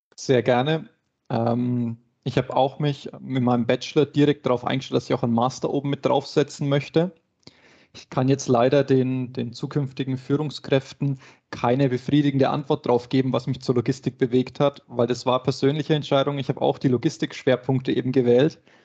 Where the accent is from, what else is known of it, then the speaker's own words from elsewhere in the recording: Nuremberg, Bavaria, Germany; ich komme auch aus Nürnberg, bin sozusagen das Nürnberger Hausgewächs